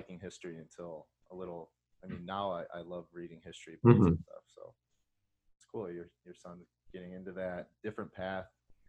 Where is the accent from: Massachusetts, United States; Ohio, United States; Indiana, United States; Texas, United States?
Indiana, United States; moved away; I grew up in Indiana, but, you know, just right across the border.